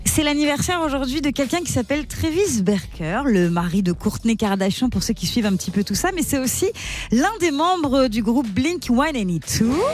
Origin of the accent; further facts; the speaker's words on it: Celle-sur-Belle, Nouvelle-Aquitaine, France; De Celle-sur-Belle dans les Deux-Sèvres.